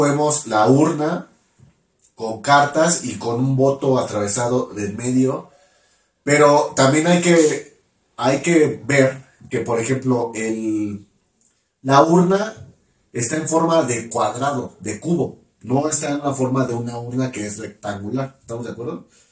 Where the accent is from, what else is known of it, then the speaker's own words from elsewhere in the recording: Mexico; yo que soy de México